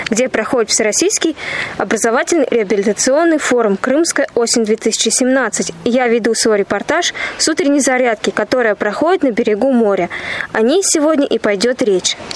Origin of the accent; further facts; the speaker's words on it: Voronezh, Voronezh Oblast, Russia; Я приехала из Воронежа.